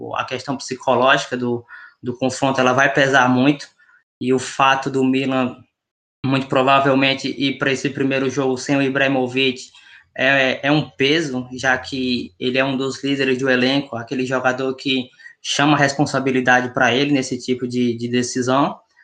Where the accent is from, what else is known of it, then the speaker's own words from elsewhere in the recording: Northeast Region, Brazil; accent: nordestino; meu sotaque nordestino